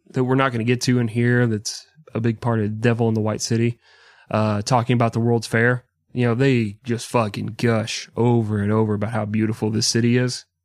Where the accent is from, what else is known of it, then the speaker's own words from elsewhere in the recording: Texas, United States; can say yeehaw because I'm from Texas.